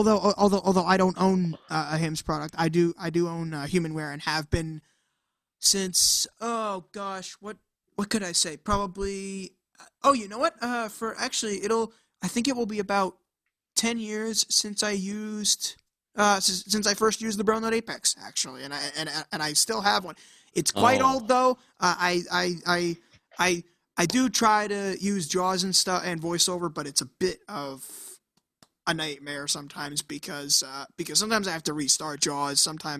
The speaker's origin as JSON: {"language": "English", "town": "Manchester", "region": "North West England", "country": "United Kingdom", "said": "So I'm from Manchester. I am 18 years old at the time at the time we record this, and I'm totally blind."}